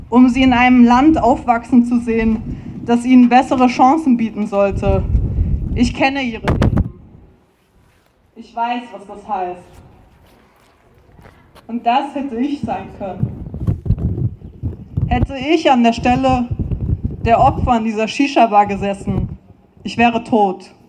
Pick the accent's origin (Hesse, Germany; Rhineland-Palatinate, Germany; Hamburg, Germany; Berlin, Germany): Hesse, Germany; Frankfurt; now in Vienna, Austria; ich bin ursprünglich aus Frankfurt, das ist eine Stunde entfernt von Hanau.